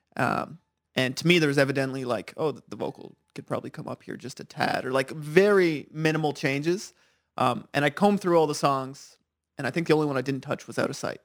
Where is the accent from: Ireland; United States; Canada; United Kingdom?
Canada; Ottawa, Ontario; I'm from Ottawa, I live there.